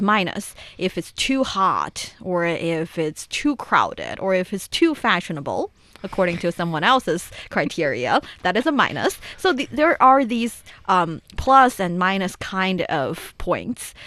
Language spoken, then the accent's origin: English; China; moved away; my hometown. Taiwan